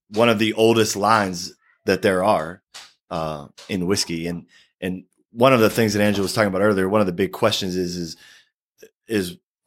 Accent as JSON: {"language": "English", "region": "southwestern Pennsylvania", "country": "United States", "said": "I'm from southwestern Pennsylvania, so we enunciate a little differently"}